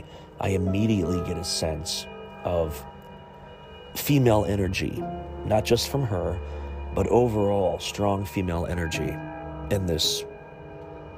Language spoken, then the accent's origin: English; Chillicothe, Ohio, United States; my hometown of Chillicothe, Ohio, Ohio's first capital